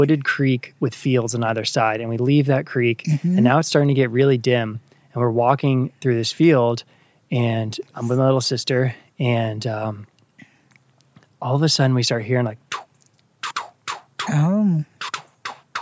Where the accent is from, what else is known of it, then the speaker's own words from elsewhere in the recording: Northern Virginia, United States; I grew up in Northern Virginia